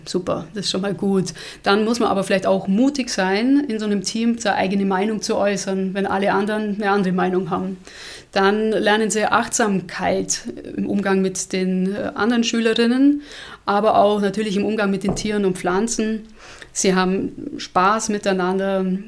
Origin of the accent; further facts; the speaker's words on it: Allgäu, Germany; Bei uns im Allgäu